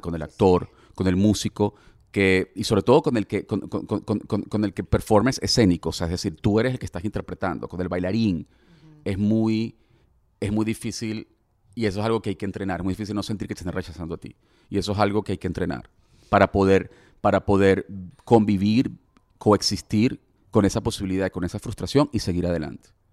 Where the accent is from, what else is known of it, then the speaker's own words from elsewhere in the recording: Venezuela; como venezolano